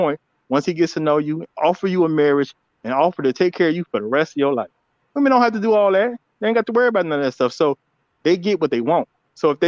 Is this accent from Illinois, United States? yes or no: yes; Chicago, Illinois, United States; I'm from Chicago